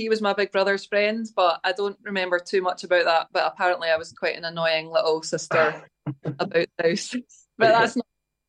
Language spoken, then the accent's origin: English; Falkirk, Scotland, United Kingdom; we're from Falkirk